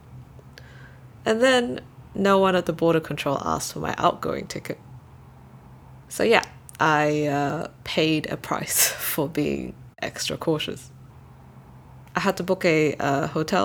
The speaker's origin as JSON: {"language": "English", "country": "Brunei", "tie": "born or raised there", "also_born_or_lived": "Malaysia", "moved": "yes", "said": "as a Malaysian, I can only visit as a tourist and spend about a month here in Brunei. Even though Brunei is my hometown, I was only a legal resident here as a dependent."}